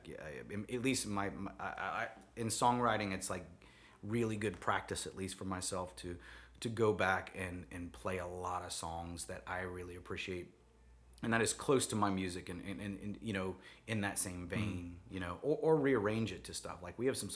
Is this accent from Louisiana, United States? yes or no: yes; New Orleans, Louisiana, United States; I'm from New Orleans